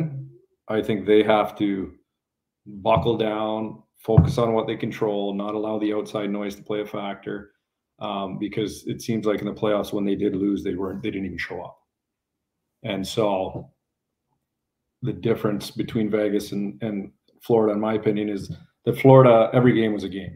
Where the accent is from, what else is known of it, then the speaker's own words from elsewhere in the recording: Canada; being a Canadian